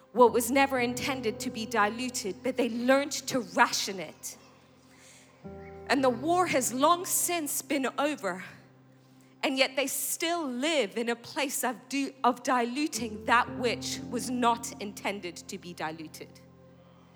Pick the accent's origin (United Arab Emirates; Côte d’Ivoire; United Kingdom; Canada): United Kingdom; England; moved away; I grew up in England